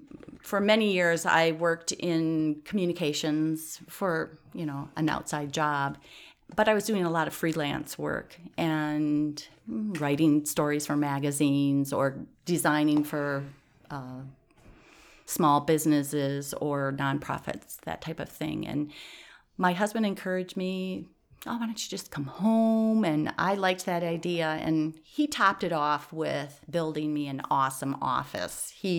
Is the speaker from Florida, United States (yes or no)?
no; Owosso, Michigan, United States; now in Watertown, United States; In Owosso, Michigan.